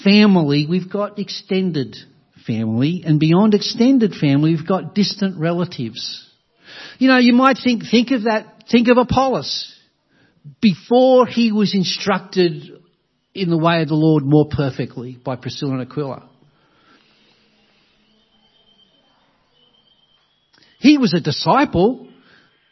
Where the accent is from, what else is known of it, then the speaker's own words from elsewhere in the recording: Australia; Many of us, all of us, in a country like Australia, whether we appreciate it or not, enjoy the blessings of Christianity